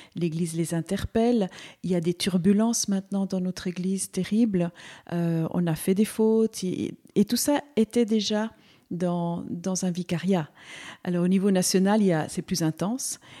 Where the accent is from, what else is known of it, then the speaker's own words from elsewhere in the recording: Valais, Switzerland; also born or lived in Seville, Spain; now in Neuchâtel, Switzerland; je suis andalouse, donc euh, je suis une migrante en fait. Je suis née à Séville, mais je suis arrivée petite en Suisse. Alors ici, mon cœur est en Valais. C'est un peu mon canton où j'ai, grandi